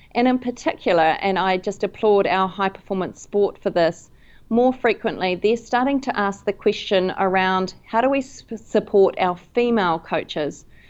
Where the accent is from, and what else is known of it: New Zealand; also born or lived in London